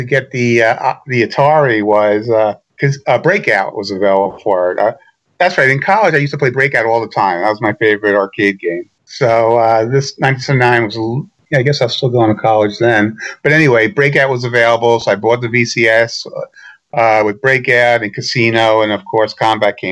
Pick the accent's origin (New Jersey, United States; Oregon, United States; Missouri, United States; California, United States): New Jersey, United States; Irvington; moved away; I grew up in Irvington, New Jersey